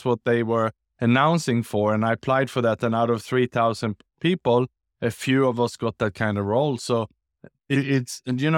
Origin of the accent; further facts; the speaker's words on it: Sweden; born there; moved away; also born or lived in Australia / Southeast Asia; So I was born in Sweden, in Europe, and then I was educated in Australia, and then I lived and worked the last 20 years in Southeast Asia.